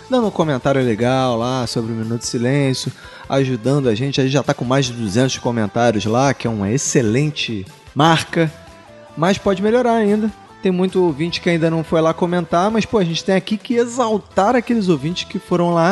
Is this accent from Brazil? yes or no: yes; Primavera do Leste, Mato Grosso, Brazil; sou de Primavera do Leste, Mato Grosso. Faço 28 anos dia 10